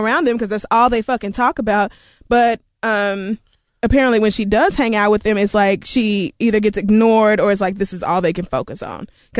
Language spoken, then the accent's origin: English; Oklahoma, United States; moved away; I grew up in Oklahoma and went to school in Oklahoma.